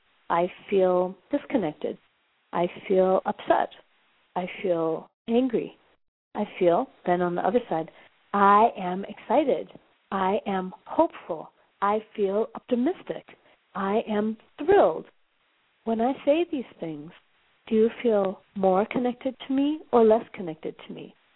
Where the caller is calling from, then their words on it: Johannesburg, Gauteng, South Africa; I'm calling you from Johannesburg, South Africa.